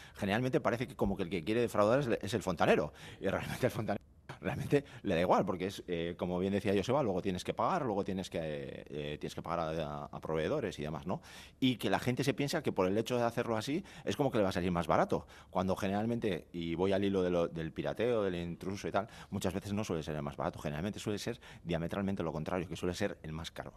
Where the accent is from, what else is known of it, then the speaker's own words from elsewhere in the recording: Bermeo, Basque Country, Spain; yo que soy de Bermeo